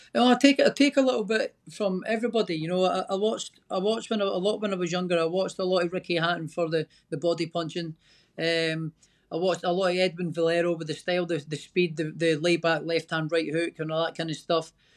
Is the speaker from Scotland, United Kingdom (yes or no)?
yes; Scotland, United Kingdom; I'm Scottish.